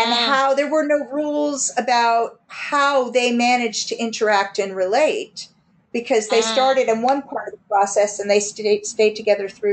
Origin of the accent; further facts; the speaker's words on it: United States; now in United Kingdom; as American having moved here